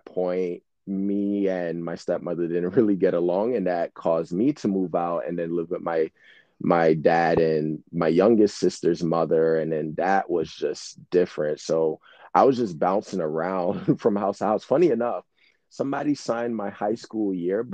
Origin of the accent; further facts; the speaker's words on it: New York City, New York, United States; growing up in Brooklyn